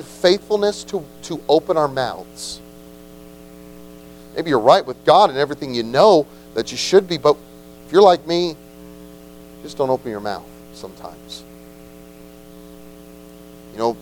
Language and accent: English; United States; we are so American